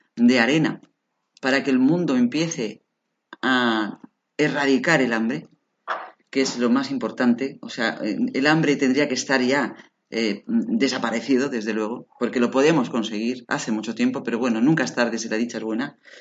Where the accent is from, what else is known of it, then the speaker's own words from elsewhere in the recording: Barcelona, Catalonia, Spain; now in Alicante, Spain; nací en Barcelona? Soy de Barcelona